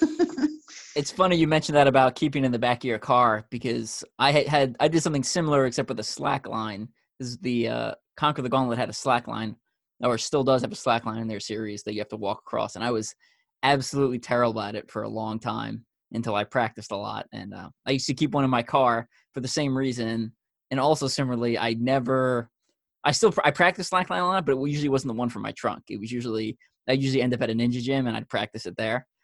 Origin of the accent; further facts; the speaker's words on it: Long Island, New York, United States; I grew up on Long Island, New York, which I'm I'm pretty sure a lot of people can tell by my accent